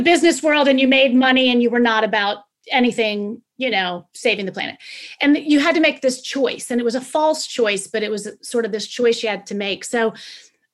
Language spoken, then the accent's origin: English; Northern Virginia, United States; I grew up in the northern part of Virginia.